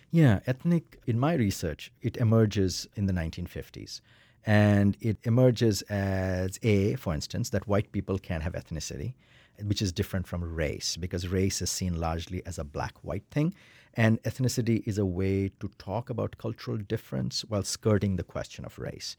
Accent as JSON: {"language": "English", "country": "India", "moved": "as an adult", "lives_now": "United States", "said": "I'm an Indian middle class male"}